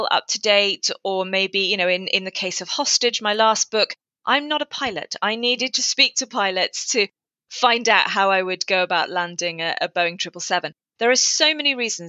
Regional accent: England, United Kingdom; moved away as an adult; now in Wales, United Kingdom; I'm an English incomer

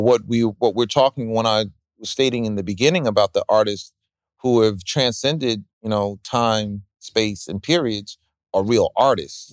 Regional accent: New York, United States; me as being a New Yorker

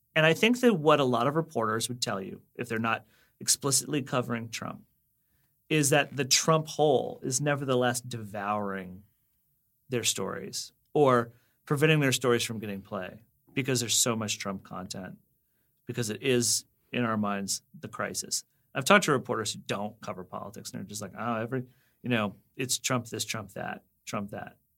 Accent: Reston, Virginia, United States; I actually am from the town in Virginia where the hot zone took place.

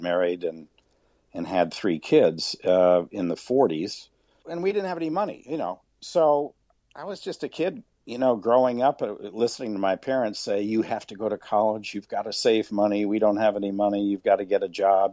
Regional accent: just outside of Chicago, Illinois, United States; I grew up just outside of Chicago

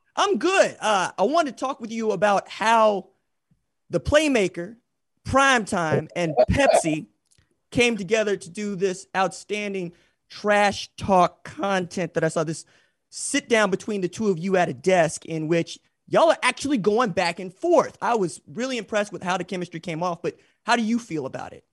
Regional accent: Tulsa, Oklahoma, United States; I'm from Tulsa, Oklahoma.

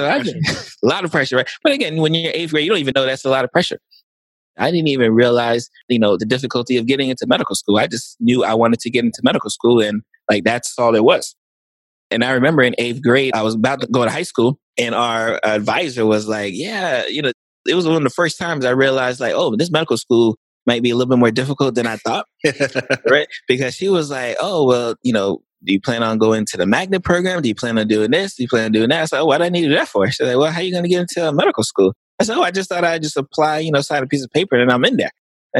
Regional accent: Lake Worth, Florida, United States; So I'm from Lake Worth, Florida, which is South Florida, Palm Beach County. and born and raised in South Florida.

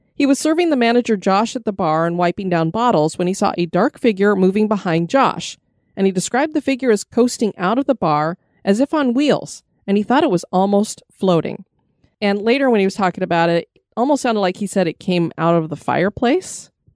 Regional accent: Colorado, United States; I come from Colorado, which has planes

